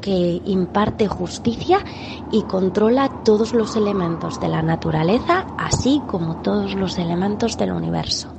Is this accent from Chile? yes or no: no; Basque Country, Spain; yo soy del País Vasco, entonces toda la vertiente de la mitología vasca también la he aprendido desde muy pequeña